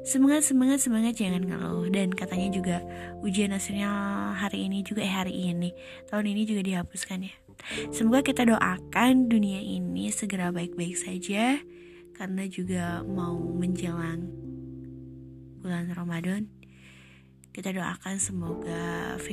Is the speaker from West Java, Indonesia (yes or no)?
yes; West Java, Indonesia; Saya tinggal di salah satu eh salah salah satu kampung di Kabupaten Tasik Malaya. Aku asli orang Sunda.